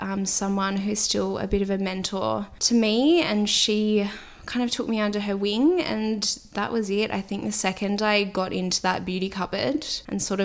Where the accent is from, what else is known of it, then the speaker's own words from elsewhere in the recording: Sydney, New South Wales, Australia; I grew up in Sydney. I grew up in Earlwood, which is sort of inner west